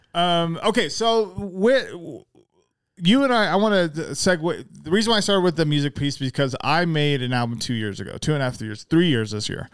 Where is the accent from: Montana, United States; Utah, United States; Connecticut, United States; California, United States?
Utah, United States; Salt Lake City; also born or lived in Magna; I didn't actually grow up in Magna. I grew up in Salt Lake.